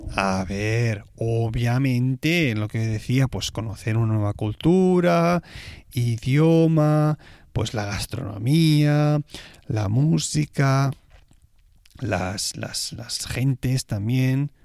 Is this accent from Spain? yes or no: yes; Spain; moved away as an adult; now in Switzerland; español viviendo en Suiza